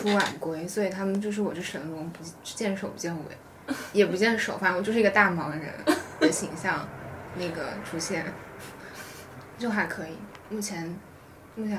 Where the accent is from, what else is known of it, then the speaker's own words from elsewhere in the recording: Philippines; 因为我是菲律宾来的